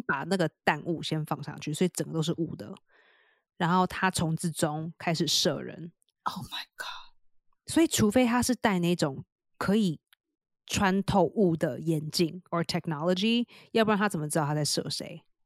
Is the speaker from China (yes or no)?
no; Taiwan; now in New York, United States; 我是台湾来的